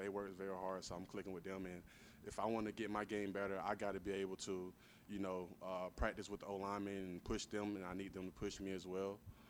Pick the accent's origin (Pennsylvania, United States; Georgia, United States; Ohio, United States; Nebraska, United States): Georgia, United States; Forsyth; moved away as an adult; also born or lived in Missouri; I'm from Forsyth, Georgia, small country town, directly in the middle of Georgia.